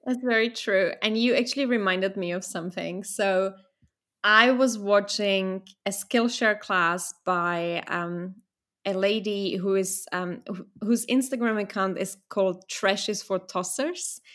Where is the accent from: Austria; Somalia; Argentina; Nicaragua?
Austria; Vienna; moved away; also born or lived in Czech Republic; I was born in a Czech Republic, and then I got lucky because I got to move to Austria, to Vienna, f, to live with my father